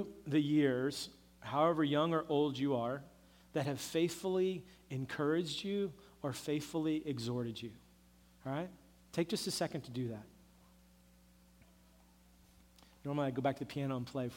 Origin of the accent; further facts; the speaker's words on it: Oklahoma, United States; growing up in Oklahoma